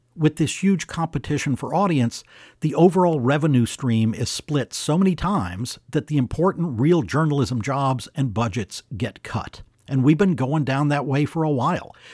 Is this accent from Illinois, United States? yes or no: no; Houston, Texas, United States; my hometown of Houston